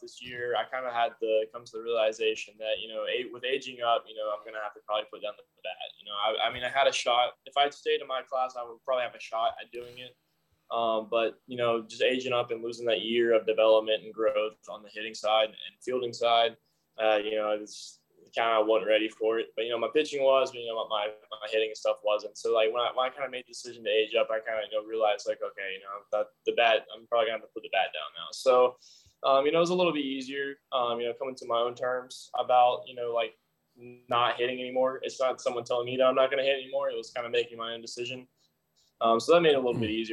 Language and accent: English; Pace, Florida, United States; also born or lived in Bessemer, Alabama; I spent like 8 years in Florida, like 7 in Bessemer.